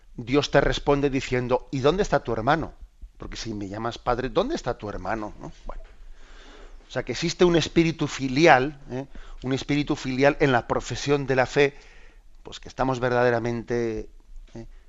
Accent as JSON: {"language": "Spanish", "region": "Basque Country", "country": "Spain", "said": "soy vasco"}